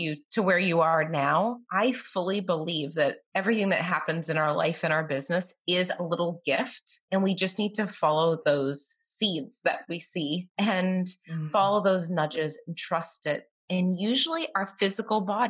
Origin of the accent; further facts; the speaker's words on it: Boston, Massachusetts, United States; moved away as an adult; now in Tampa, United States; I'm from Boston